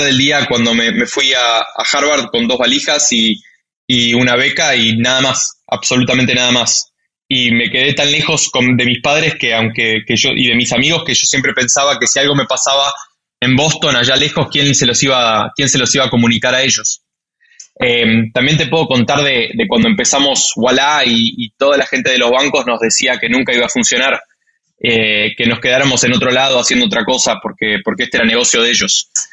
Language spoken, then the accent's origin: Spanish; Argentina; soy argentino